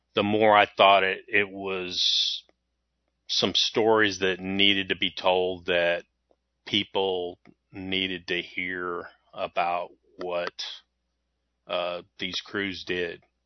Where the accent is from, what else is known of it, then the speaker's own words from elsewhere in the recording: Waco, Texas, United States; I grew up in Waco, Texas